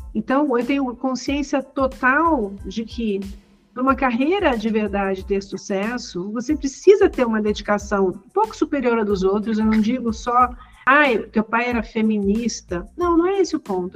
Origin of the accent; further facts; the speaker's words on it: Rio de Janeiro, Brazil; eu cresci no Rio de Janeiro